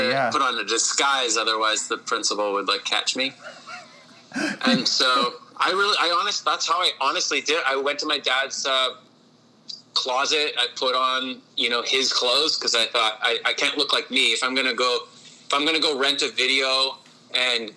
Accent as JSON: {"language": "English", "town": "Winnipeg", "region": "Manitoba", "country": "Canada", "tie": "born or raised there", "said": "I grew up in St. Patel"}